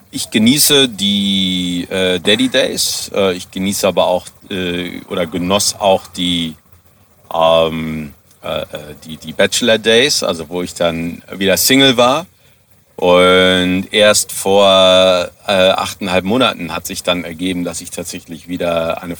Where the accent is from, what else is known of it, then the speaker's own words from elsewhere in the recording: Germany; now in South Africa; wenn ich in meiner Heimatstadt in Deutschland äh, wohnen geblieben wäre